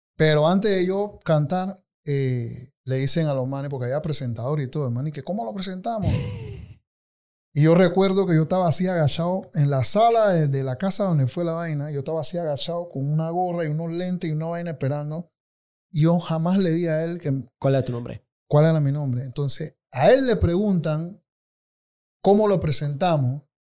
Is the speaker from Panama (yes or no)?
yes; Colón, Panama; moved away as an adult; now in Panama City, Panama; sí nací y crecí en Colón, en Río Alejandro